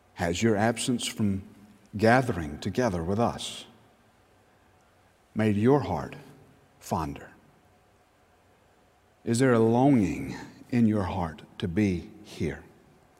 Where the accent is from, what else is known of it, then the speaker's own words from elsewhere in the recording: Newnan, Georgia, United States; I was from Newnan